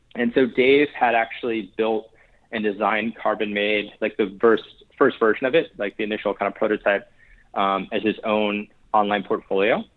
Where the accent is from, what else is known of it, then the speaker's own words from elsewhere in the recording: New Haven, Connecticut, United States; I grew up in New Haven, Connecticut